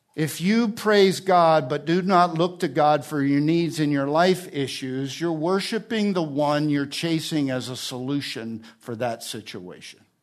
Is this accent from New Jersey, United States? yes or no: yes; New Jersey, United States; also born or lived in Alabama; now in California, United States; I'm from New Jersey.